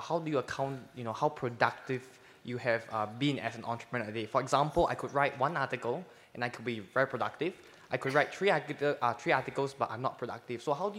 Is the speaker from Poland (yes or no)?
no; Singapore; for me as a Singaporean